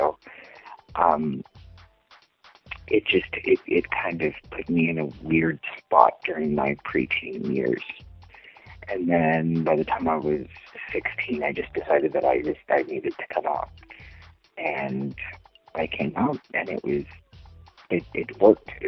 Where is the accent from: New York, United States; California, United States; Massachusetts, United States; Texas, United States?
Texas, United States; Eagle Pass; moved away as an adult; now in Los Angeles, United States; I'm from a small town called Eagle Pass, Texas, and um, I grew up there. I was born. Um, I was born in, in, in Texas, but I kind of went back and forth. Uh, it's a border town, and I lived in the same house until I was 18